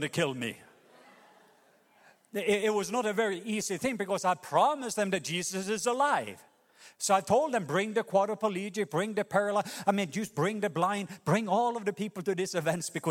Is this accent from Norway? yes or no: yes; Norway; moved away; a Norwegian Baptist pastor